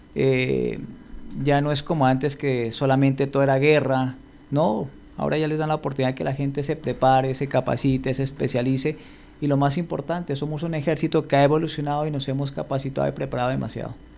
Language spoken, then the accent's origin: Spanish; Pasto, Nariño, Colombia; como dicen en mi tierra, como buen pastudo que soy